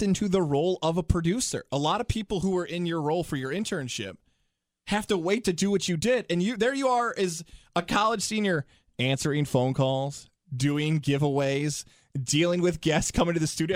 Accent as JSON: {"language": "English", "town": "Syracuse", "region": "New York", "country": "United States", "tie": "born or raised there", "moved": "as an adult", "lives_now": "Capital Region, New York, United States", "said": "I'm from Syracuse, New York, from Salve High School. That's where I went to school."}